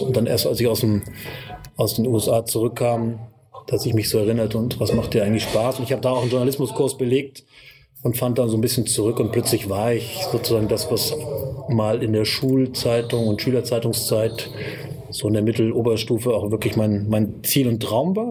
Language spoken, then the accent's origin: German; Kassel, Hesse, Germany; moved away as an adult; now in Göttingen, Germany; ich bin gebürtiger ähm, Nordhesse, Kasseläner sozusagen, mhm. wohne seit äh, fast 20 Jahren in Göttingen und arbeite hier